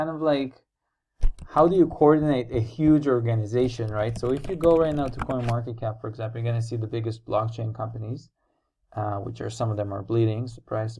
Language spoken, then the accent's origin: English; Israel; I'm also from Israel